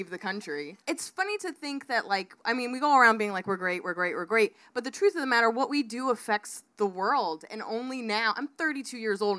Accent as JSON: {"language": "English", "country": "United States"}